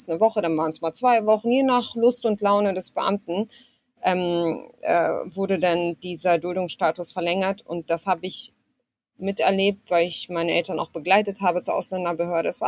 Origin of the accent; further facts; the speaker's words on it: Germany; born there; Also ich wurde zumindest in Deutschland geboren und hatte dann auch ähm, das Recht, hier mich weiterzubilden und zu studieren.